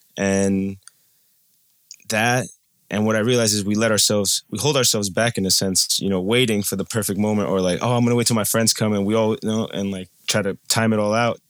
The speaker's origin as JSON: {"language": "English", "region": "New Jersey", "country": "United States", "also_born_or_lived": "Colombia", "said": "I'm from New Jersey, and I'm a traveler"}